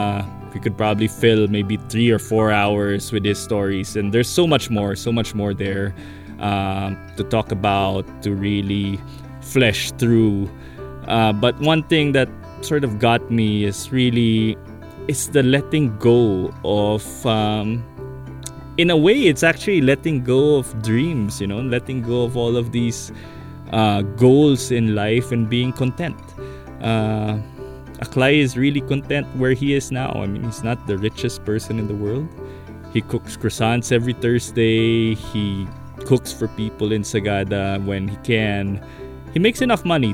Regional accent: Philippines; as a Filipino who is so connected to family, as a Nigerot who is connected to community

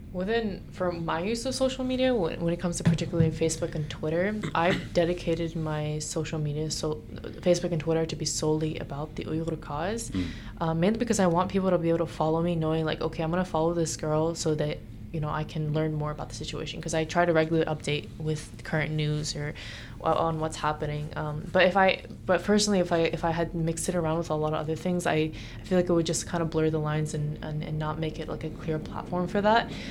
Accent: United States; being born and raised in America

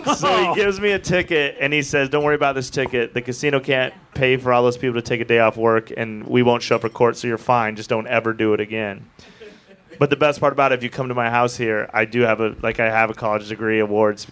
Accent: Wyoming, United States; I'm from Wyoming

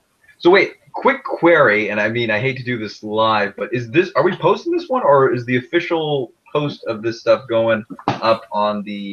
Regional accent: Southern California, United States; accent: Californian; also born or lived in New York City; I was born in New York City. I try to speak a little bit clearer because I was raised in California.

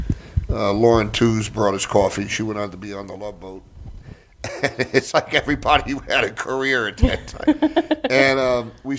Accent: New Jersey, United States; I'm from Jersey

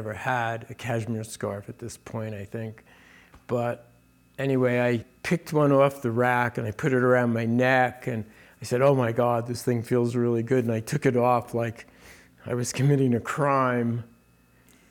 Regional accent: New Jersey, United States; moved away as an adult; also born or lived in New York City; when I moved out west, I grew up in New Jersey. My parents were in New Jersey

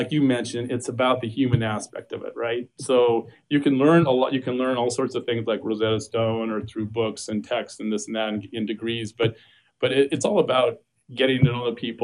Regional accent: Seattle, Washington, United States; also born or lived in Mexico; now in Arizona, United States; I'm originally from Seattle

